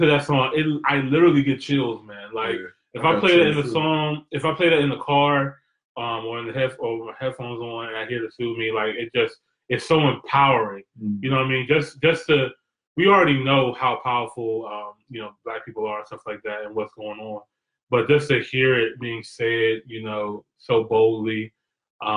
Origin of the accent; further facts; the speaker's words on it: Maryland, United States; I'm from Maryland